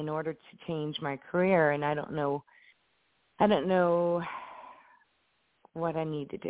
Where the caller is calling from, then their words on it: Indianapolis, Indiana, United States; I'm calling from Indianapolis.